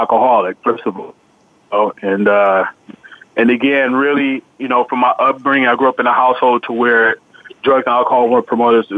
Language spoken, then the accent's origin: English; San Francisco, California, United States; a friend of mine I grew up with in San Francisco